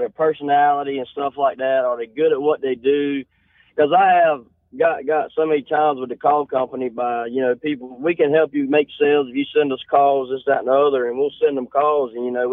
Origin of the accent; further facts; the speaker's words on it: Eden, North Carolina, United States; Eden, North Carolina is where we're out